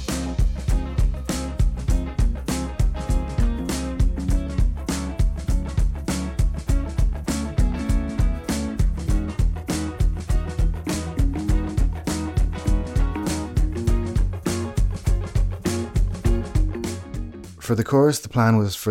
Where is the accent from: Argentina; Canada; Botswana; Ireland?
Ireland; as an Irish man